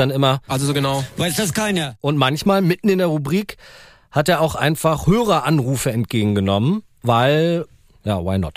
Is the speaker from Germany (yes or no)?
yes; Berlin, Germany; Ich bin ja in Berlin-Spandau aufgewachsen, übelste Vorstadt.